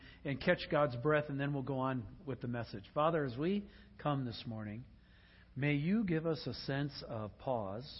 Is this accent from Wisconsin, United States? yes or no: yes; Sugar Bush, Wisconsin, United States; moved away; also born or lived in Luxemburg, Wisconsin; Ken and I grew up in Sugar Bush, Wisconsin together